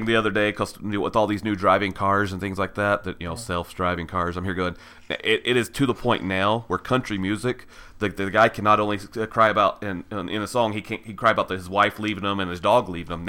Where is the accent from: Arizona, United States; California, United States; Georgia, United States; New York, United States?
Georgia, United States; also born or lived in Tennessee; now in Utah, United States; So I grew up in born and raised in Georgia. Spent most of my married life in Tennessee